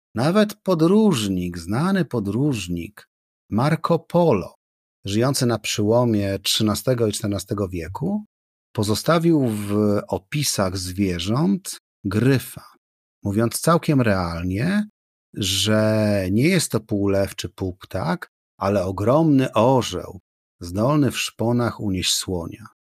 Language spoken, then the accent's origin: Polish; Gdynia, Pomeranian Voivodeship, Poland; Jako gdynianin wyrosły obok kaszubów